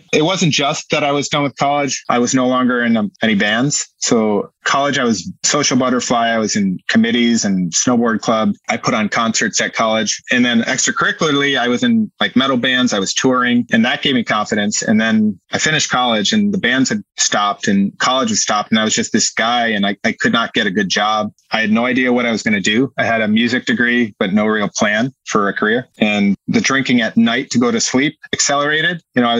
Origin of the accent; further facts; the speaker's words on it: Massachusetts, United States; I grew up in Western Massachusetts. I moved around a lot, but I lived in the Berkshires and the Springfield area.